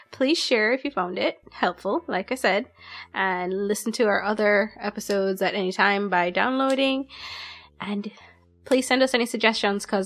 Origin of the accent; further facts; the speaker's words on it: Jamaica; also born or lived in United States; even though we are Jamaican, I spent a lot of my time in the US, so I experienced a lot of different things from that.